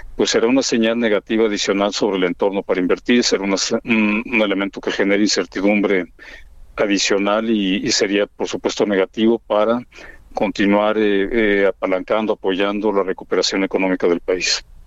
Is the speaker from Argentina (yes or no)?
no; Mexico; como mexicanos hemos construido